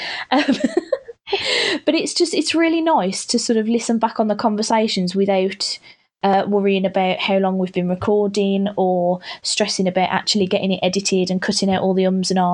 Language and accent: English; United Kingdom; I'm being so British